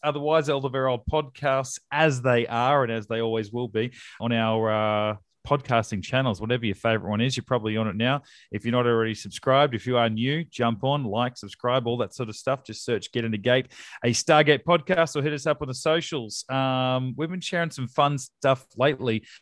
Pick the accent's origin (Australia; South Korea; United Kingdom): Australia; we're Australian